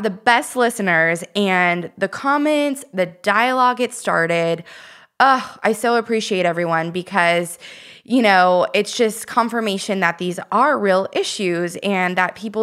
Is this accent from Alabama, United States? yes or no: no; Redding, California, United States; moved away; I'm from Redding